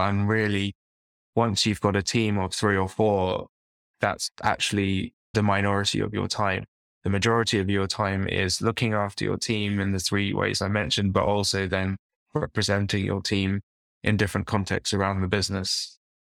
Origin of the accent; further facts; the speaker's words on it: London, United Kingdom; I'm from London, and I grew up in East London